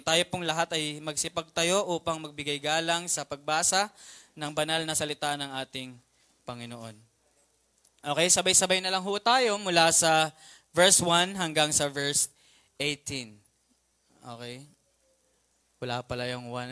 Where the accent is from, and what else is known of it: Philippines; also born or lived in Mandaluyong